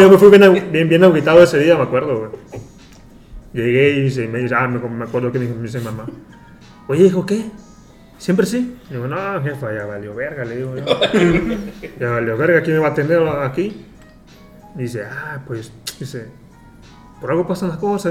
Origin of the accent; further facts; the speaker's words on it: Acapulco, Guerrero, Mexico; moved away as an adult; now in Dubai, United Arab Emirates; soy de Acapulco, nací allí